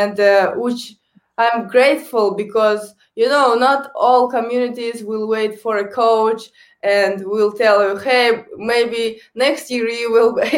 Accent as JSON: {"language": "English", "country": "Kazakhstan", "also_born_or_lived": "Canada", "first_language": "Kazakh", "second_language": "English", "moved": "as an adult", "said": "I speak on three languages. First is the Kazakh, my native language. Second is Russian. And third is English"}